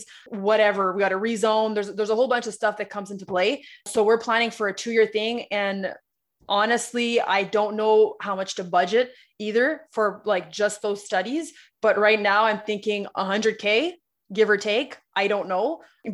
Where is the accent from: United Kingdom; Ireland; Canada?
Canada; Ottawa, Ontario; I'm from Ottawa